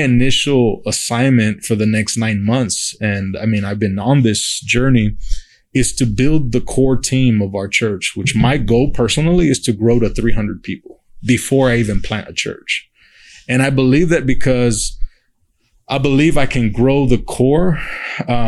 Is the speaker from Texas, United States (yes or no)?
yes; Uvalde, Texas, United States; moved away as an adult; now in San Antonio, United States; I grew up in Uvalde